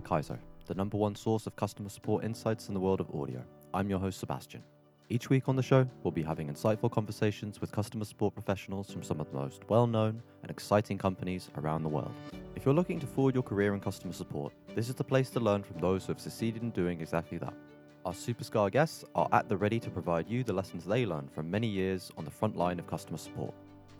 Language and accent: English; United Kingdom; I am British.